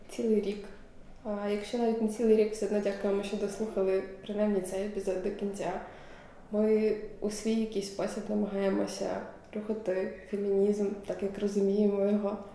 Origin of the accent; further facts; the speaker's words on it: Dubno, Rivne Oblast, Ukraine; born there; Я народилася в місті Дубно Рівненської області.